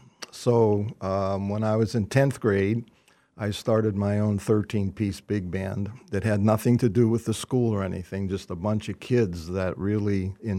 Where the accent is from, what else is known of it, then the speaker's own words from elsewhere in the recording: Pennsylvania, United States; I grew up in just outside of Pittsburgh in a musical family, and my father played trombone